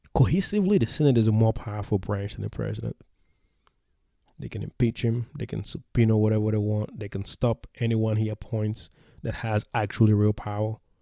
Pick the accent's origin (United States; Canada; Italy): United States; the South; when I was a young teenager growing up in the South